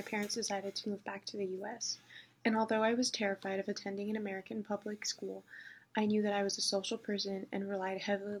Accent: Jordan; also born or lived in United States; After coming back to the U.S., my parents decided that they wanted to move back to Jordan. So growing up in Jordan was very different than growing up in the U.S.

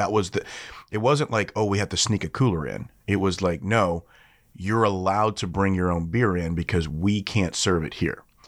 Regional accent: Shreveport, Louisiana, United States; Shreveport's my hometown. That's where I'm from

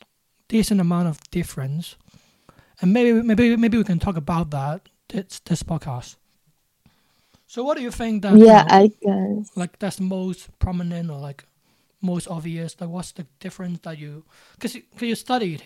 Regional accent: Hong Kong; I'm from Hong Kong

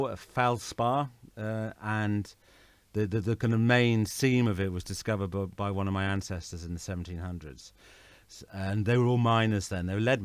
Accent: Dorset, South West England, United Kingdom; also born or lived in Woodley, Cheshire; I was born in England. I was born in Dorset. I was born in Cheshire, but I grew up in Dorset.

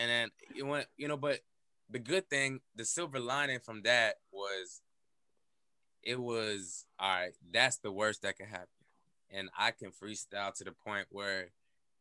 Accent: New York, United States; moved away; I grew up in New York

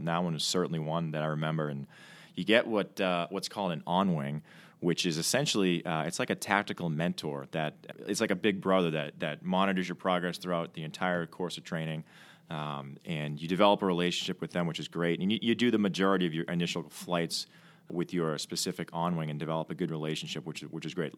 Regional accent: Milton, Massachusetts, United States; I'm from uh, Milton, Mass, just outside of Boston

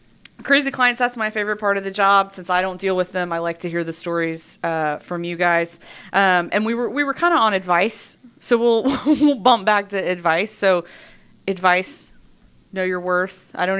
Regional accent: Wilmington, North Carolina, United States; I grew up in Wilmington

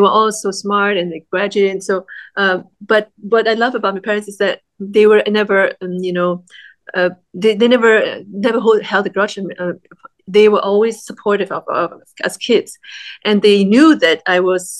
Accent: Vienna, Austria; moved away as an adult; also born or lived in Vietnam; now in Los Angeles, United States; Growing up in Austria, we didn't have a lot of friends, Vietnamese friends, and not a lot of opportunities to speak Vietnamese

